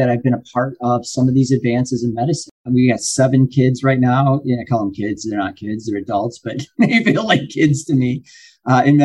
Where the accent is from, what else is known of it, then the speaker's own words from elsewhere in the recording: Lima, Ohio, United States; growing up, I was born in Lima, Ohio. We didn't have a lot of money.